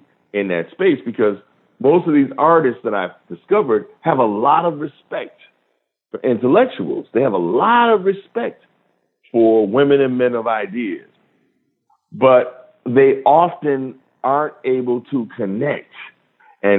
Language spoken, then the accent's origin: English; Rochester, New York, United States; the radio station in my hometown, WDKX, stands for Douglas, King, and X.